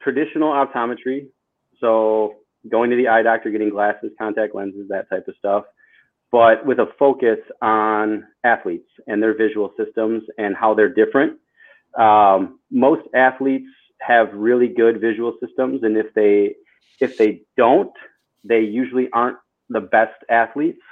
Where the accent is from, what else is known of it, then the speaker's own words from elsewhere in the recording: Janesville, Wisconsin, United States; moved away; also born or lived in Chicago, Illinois / Milwaukee, Wisconsin; born in Chicago, raised in Wisconsin, and went to school in Wisconsin, Janesville, Wisconsin, which is like the southern